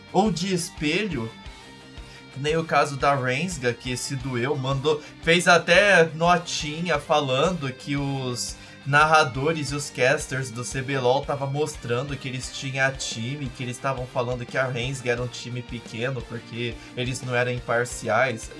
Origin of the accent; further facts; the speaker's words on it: Brazil; como brasileiros